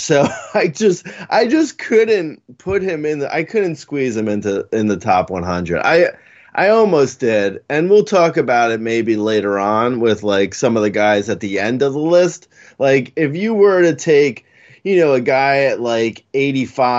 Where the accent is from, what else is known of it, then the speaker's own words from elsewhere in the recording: New York, United States; I'm from New York.